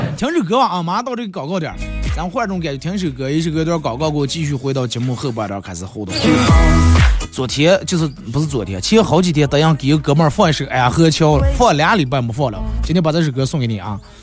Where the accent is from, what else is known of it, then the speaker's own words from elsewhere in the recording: Bayannur, Inner Mongolia, China; accent: Bameng dialect; 你看咱们这方言好多字就一带而过了